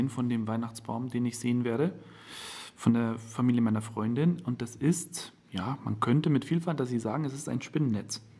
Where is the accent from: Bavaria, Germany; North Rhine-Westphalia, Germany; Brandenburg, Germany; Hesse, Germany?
Bavaria, Germany; Ach, ich als Bayer müsste.